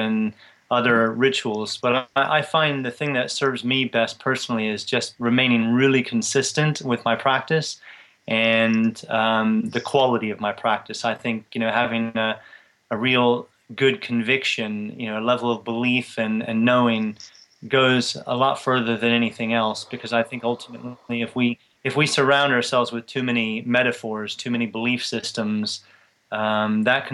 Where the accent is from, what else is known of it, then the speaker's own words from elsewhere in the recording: Tampa, Florida, United States; moved away as an adult; now in England; I grew up in Tampa, Florida, and I stayed in the U.S. till I was 23 years old